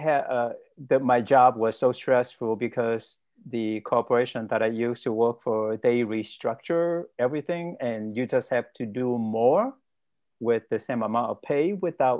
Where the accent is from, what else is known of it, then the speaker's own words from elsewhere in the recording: Vietnam; moved away as an adult; also born or lived in Cleveland, Ohio; now in United States; I was born and raised in Vietnam, and ethnically, I'm Chinese